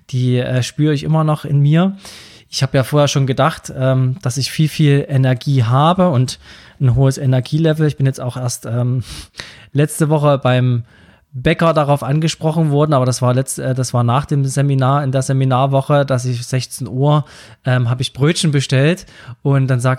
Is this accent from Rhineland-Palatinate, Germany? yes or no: no; Saxony, Germany; accent: Saxon; kann ich meinen sächsischen Dialekt hier anbringen.